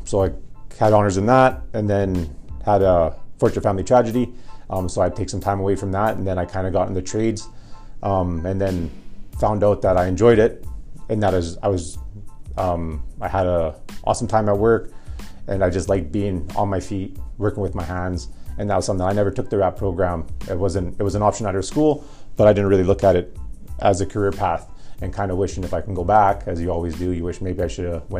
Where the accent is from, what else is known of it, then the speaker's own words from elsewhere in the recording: Edmonton, Alberta, Canada; also born or lived in Peace River, Alberta; I grew up in Millwoods.